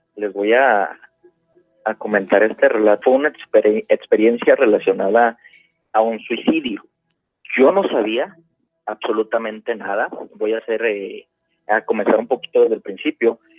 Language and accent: Spanish; Puebla, Mexico; now in Phoenix, United States; yo soy nacido en Puebla, soy poblano.